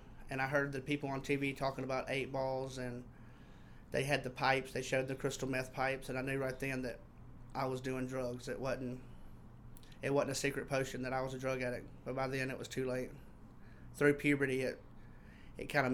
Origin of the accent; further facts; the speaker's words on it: Mississippi, United States; I am from Mississippi